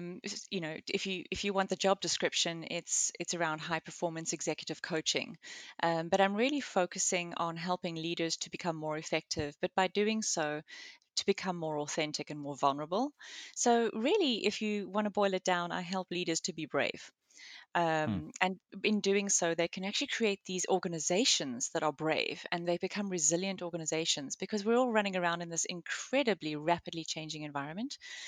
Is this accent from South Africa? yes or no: yes; South Africa; moved away as an adult; also born or lived in Reading, United Kingdom; Originally, I was born and raised in South Africa. My husband and I lived there pretty much all of our lives. And then we moved to the UK and lived about 40 miles southwest of London in Reading for about 6.5 years.